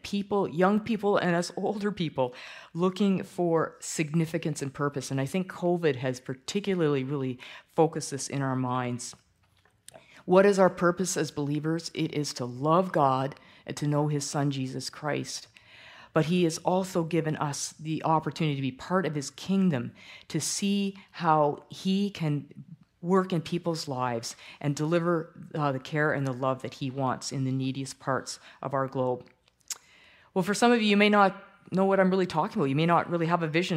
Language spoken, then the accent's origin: English; Toronto, Ontario, Canada; I grew up in Toronto, a church called People's Church.